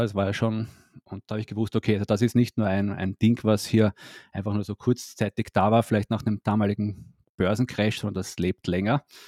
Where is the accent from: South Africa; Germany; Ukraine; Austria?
Austria; moved away; ursprünglich komme ich aus Österreich, lebe aber schon länger nicht mehr in Österreich